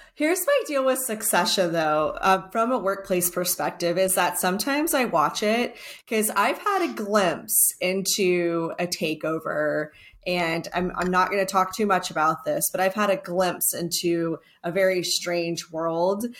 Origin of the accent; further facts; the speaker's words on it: Texas, United States; I'm also Texan